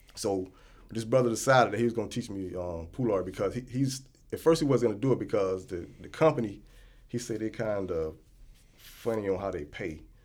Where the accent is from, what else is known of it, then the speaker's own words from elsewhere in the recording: United States; I'm from the United States